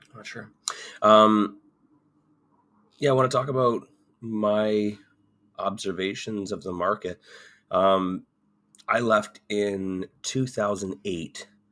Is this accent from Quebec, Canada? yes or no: no; Ontario, Canada; moved away as an adult; also born or lived in Alberta; I grew up in Ontario. I grew up just an hour down the road